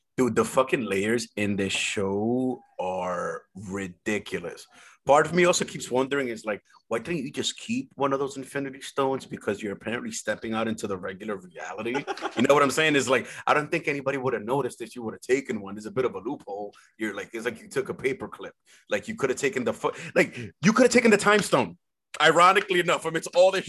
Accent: San Pedro de Macorís, Dominican Republic; moved away; I was actually born in the Dominican Republic

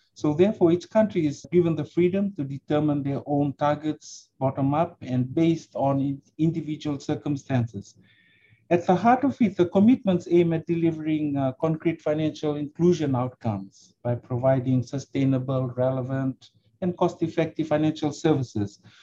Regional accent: Suva, Central Division, Fiji; also born or lived in Brisbane, Australia; I'm a uh, Fijian. I grew up right here in Suva, the capital of uh, Fiji

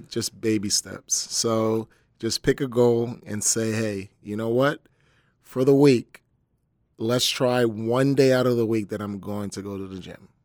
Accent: Camden, New Jersey, United States; I'm from Camden, New Jersey, so growing up, it was pretty tough

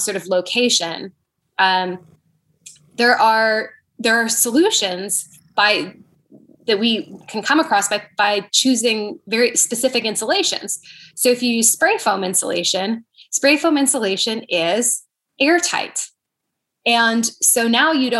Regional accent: Canada; moved away; I'm from Canada growing up.

